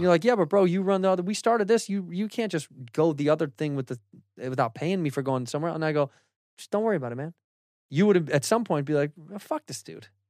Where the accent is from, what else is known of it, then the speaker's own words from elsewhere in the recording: Chicago, Illinois, United States; I'm from Chicago, I'm from the Midwest